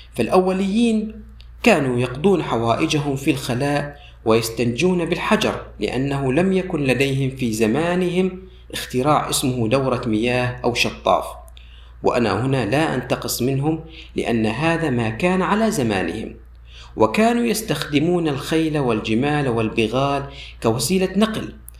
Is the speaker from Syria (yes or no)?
yes; Syria; عندنا في سوريا